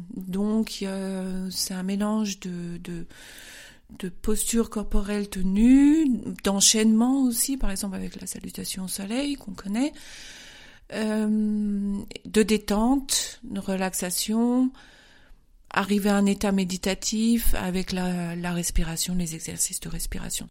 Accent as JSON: {"language": "French", "town": "Paris", "region": "Île-de-France", "country": "France", "moved": "as an adult", "lives_now": "Munich, Germany", "said": "Je viens de Paris directement. Je suis arrivée à Munich en 1991."}